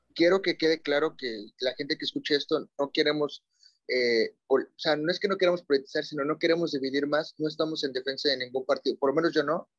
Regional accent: Mexico; como mexicanos

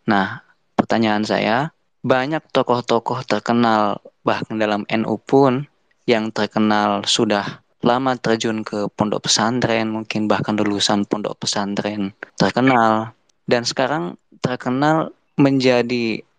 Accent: Bandung, West Java, Indonesia; asal dari Bandung.

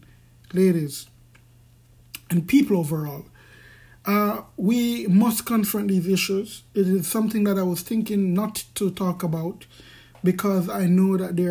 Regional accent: Jamaica; I'm from Jamaica, and we have a classist society

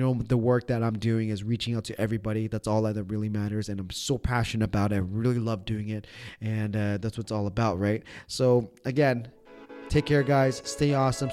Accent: Toronto, Ontario, Canada; we're from Toronto

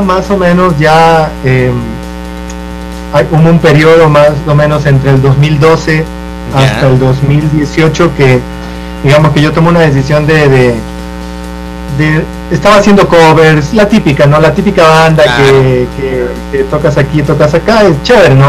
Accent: Esmeraldas, Ecuador; De donde yo vengo, yo vengo de, de, Esmeraldas.

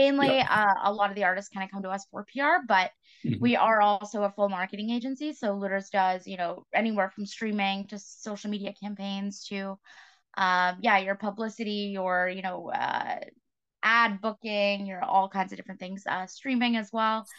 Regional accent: New Brunswick, Canada; moved away as an adult; now in Toronto, Canada; I grew up in New Brunswick and made my way into Toronto

